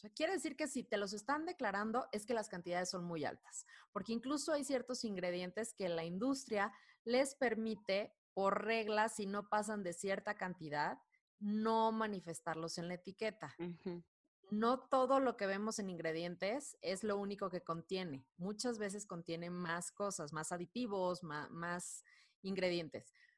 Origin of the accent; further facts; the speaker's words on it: Culiacán, Sinaloa, Mexico; now in Mexico City, Mexico; soy de Culiacán, Sinaloa, pero radico en, Ciudad de México ya hace algunos años